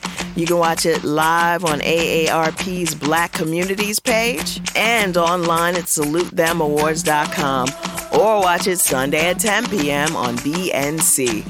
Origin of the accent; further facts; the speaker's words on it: Greensboro, North Carolina, United States; moved away; I go to my hometown of Greensboro